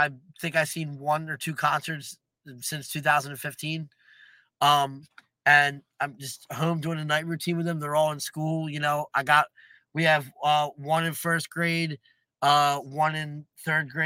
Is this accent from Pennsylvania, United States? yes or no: yes; Levittown, Pennsylvania, United States; having a big family and growing up in Levittown.